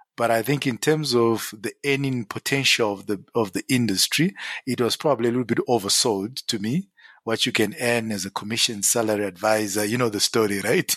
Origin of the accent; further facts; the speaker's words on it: Zimbabwe; moved away as an adult; now in South Africa; born and bred in Zim